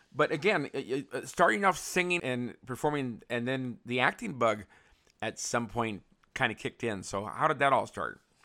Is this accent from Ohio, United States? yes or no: no; San Francisco, California, United States; moved away; I grew up in San Francisco